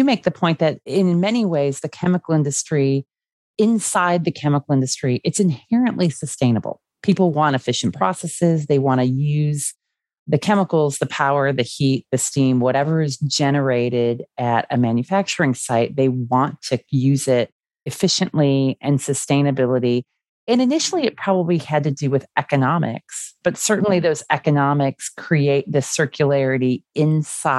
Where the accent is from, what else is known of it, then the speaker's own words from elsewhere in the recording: Chicago, Illinois, United States; I grew up in the Chicago area